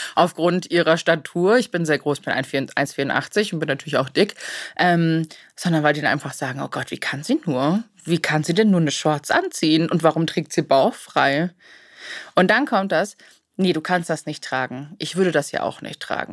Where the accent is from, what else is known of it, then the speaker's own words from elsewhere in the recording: Germany; bei uns in Deutschland